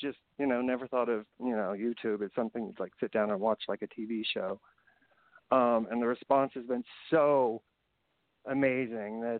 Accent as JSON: {"language": "English", "region": "Indiana", "country": "United States", "tie": "born or raised there", "also_born_or_lived": "San Francisco, California", "moved": "as an adult", "lives_now": "Culver City, United States", "said": "me as a wannabe gay actor growing up in Indiana"}